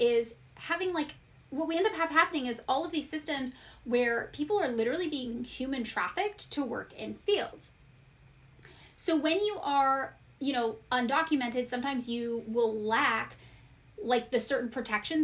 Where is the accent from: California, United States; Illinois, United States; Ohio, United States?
California, United States; California's Central Valley, United States; growing up in California's Central Valley